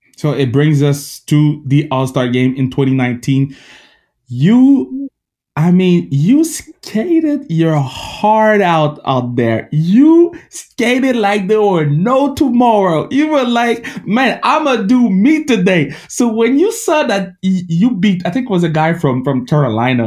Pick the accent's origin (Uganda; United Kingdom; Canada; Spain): Canada; English is a second language; I'm Canadian